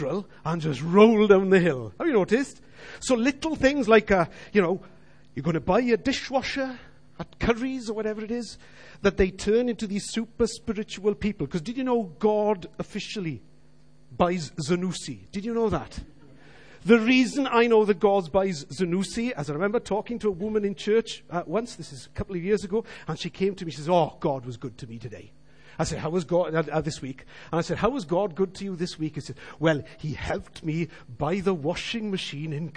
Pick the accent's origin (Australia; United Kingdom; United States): United Kingdom; Wales; We all as Welsh people know what hiraeth is.